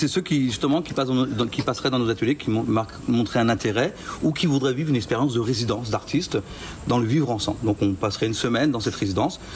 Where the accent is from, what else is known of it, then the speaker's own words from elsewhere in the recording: Picardy, Hauts-de-France, France; moved away as an adult; now in Quebec, Canada; moi je suis originaire de la France, je suis né en Picardie. j'ai quitté la France il y a 23 ans